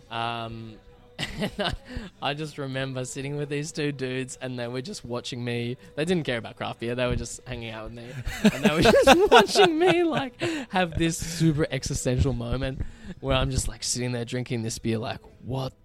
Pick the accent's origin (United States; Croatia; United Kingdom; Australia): Australia; as an Aussie